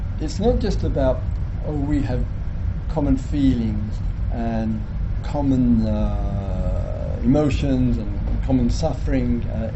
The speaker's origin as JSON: {"language": "English", "region": "England", "country": "United Kingdom"}